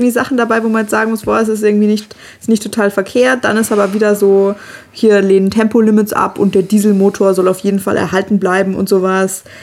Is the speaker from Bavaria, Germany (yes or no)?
yes; Bavaria, Germany; vor allem auch wieder {S0} mit dem meinen Heimatland. Du bist da gerade auch zu Hause, Marc.